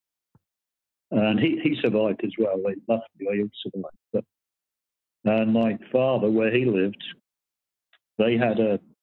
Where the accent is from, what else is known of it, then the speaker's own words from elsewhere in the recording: Surrey Hills, Surrey, South East England, United Kingdom; now in Cornwall, United Kingdom; I was brought up in Surrey, what we call the Surrey Hills